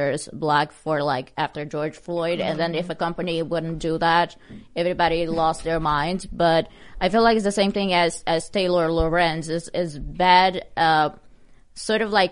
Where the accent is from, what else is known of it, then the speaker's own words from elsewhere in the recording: Brazil; moved away as an adult; I'm originally from Brazil. I lived there for 20 years of my life.